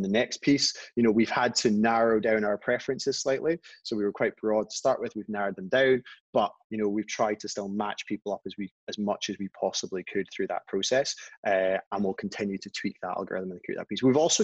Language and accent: English; Scotland, United Kingdom; we're Scottish